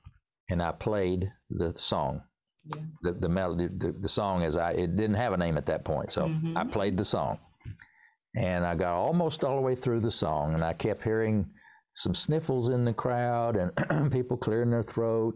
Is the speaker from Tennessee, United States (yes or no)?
yes; Tennessee, United States; accent: Tennessee hillbilly; also born or lived in North Carolina; now in Winston-Salem area, North Carolina, United States; I was born in Tennessee. So if you really want to know, I can pour on the Tennessee hillbilly accent here